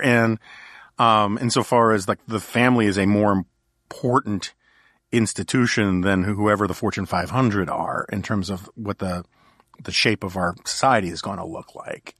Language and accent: English; New York City, New York, United States; I grew up in New York City in the nineteen seventies.